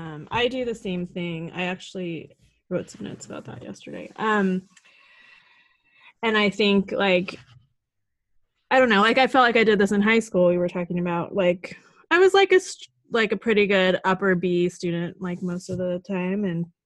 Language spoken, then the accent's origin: English; Sacramento, California, United States; Claire is in my hometown of Sacramento